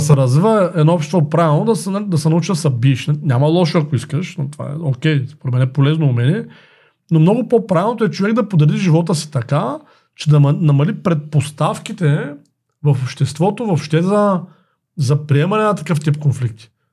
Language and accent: Bulgarian; Bulgaria; ние като българи, като предприемачи